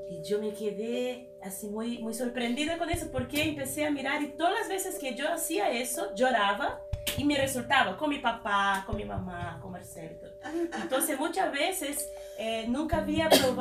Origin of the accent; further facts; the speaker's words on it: Brazil; now in Chile; no lloran tanto como nosotros brasileñas